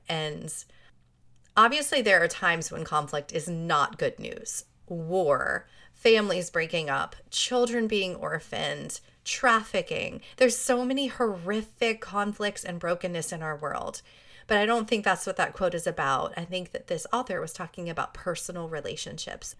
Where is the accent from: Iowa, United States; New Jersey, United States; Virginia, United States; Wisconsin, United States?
New Jersey, United States; moved away; I grew up in New Jersey where it was really cold